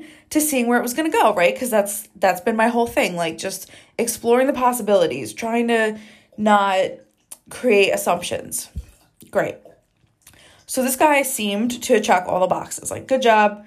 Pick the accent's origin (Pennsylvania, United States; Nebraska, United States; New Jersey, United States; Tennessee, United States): New Jersey, United States; now in Arizona, United States; We are both from the East Coast. I'm from Jersey.